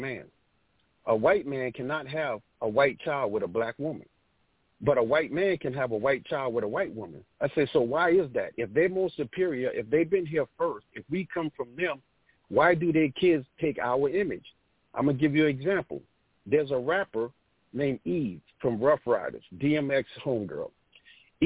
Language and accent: English; Beaufort, South Carolina, United States; I grew up in Geechee Gullah, which is an African community. I was 7 years old. I was walking down downtown Beaufort